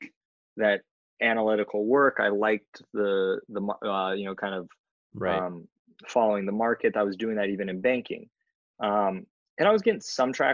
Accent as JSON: {"language": "English", "region": "California", "country": "United States", "tie": "born or raised there", "also_born_or_lived": "West Coast", "moved": "yes", "lives_now": "New York, United States", "said": "I was born in California and assume I might go back out there eventually"}